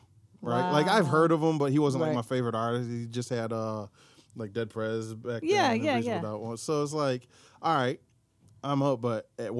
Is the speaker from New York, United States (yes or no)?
yes; Syracuse, New York, United States; moved away; I'm from Syracuse